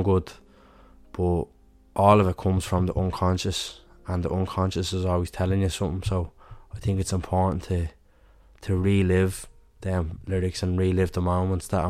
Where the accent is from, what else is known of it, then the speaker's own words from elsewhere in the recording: Dublin, Leinster, Ireland; I'm from Dublin myself